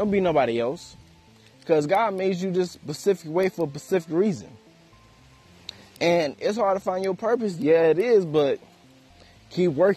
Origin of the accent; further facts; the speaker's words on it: United States; it is hard to be African American in America